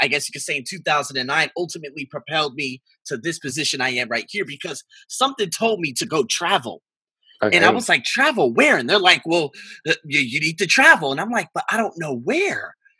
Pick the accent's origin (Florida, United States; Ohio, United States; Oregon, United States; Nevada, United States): Nevada, United States; Las Vegas; also born or lived in Australia; born and raised in the Vegas craze, baby.